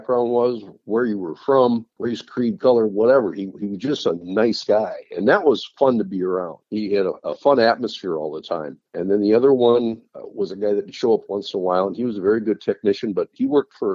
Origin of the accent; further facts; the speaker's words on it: New England, North Dakota, United States; We had a boarding school in my hometown of New England, North Dakota.